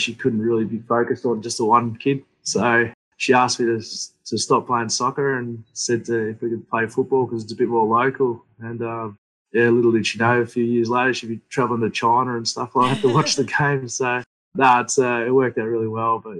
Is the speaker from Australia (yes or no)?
yes; Wangaratta, Victoria, Australia; also born or lived in Fiji / Melbourne; bounced around Melbourne a little bit, and then settled in Wangaratta because my grandfather had a farm up there and needed some assistance